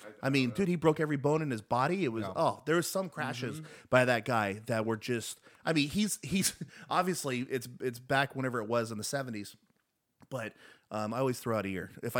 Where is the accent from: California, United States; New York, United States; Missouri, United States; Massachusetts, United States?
California, United States; Los Angeles; We're from LA, Americans.